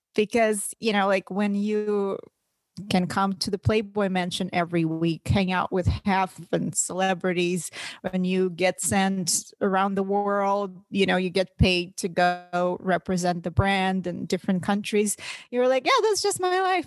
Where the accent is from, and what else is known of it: Russia; English is a second language; now in United States